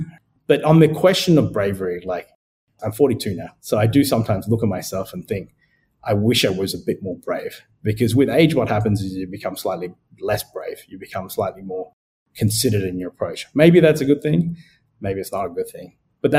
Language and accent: English; Sri Lanka; born there; also born or lived in Adelaide, Australia; So for me, I was born in Sri Lanka. I moved to Adelaide with my parents, which is like the fifth or sixth biggest city in Australia.